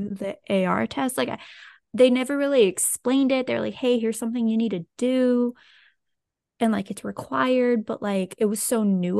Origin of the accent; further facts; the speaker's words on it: Lafayette, Louisiana, United States; so I'm from South Louisiana. So I and I didn't move at all. So I grew up in the same place.